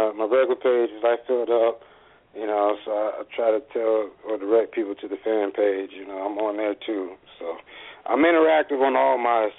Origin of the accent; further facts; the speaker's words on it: Atlanta, Georgia, United States; I'm from Atlanta, okay. That's where I was raised. That's my home.